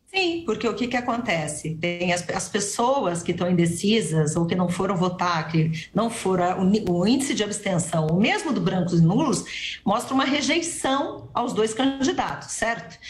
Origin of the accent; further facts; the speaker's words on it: São Paulo, Brazil; eu sou paulistano eu sou da cidade de São Paulo